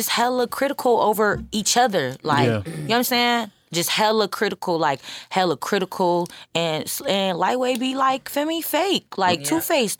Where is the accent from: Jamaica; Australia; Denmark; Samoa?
Samoa; So it's like the fact that I'm Polynesian. Mm-hmm. I'm Samoan. My dad's Filipino. He got Filipino and I'm Filipino.